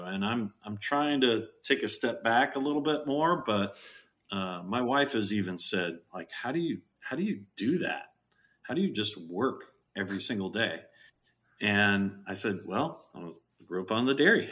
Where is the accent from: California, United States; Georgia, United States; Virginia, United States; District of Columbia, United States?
California, United States; Southern; I was born in Southern California